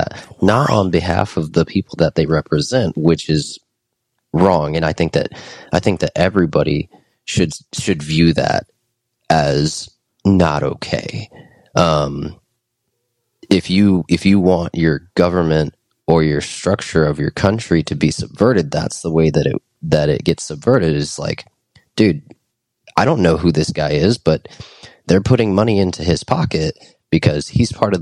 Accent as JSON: {"language": "English", "country": "United States", "said": "as an American"}